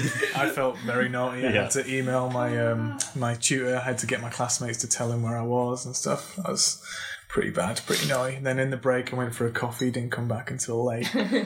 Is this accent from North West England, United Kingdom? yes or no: no; Yorkshire and the Humber, United Kingdom; moved away as an adult; now in Vancouver, Canada; Me, Owen and Ryan are from Yorkshire originally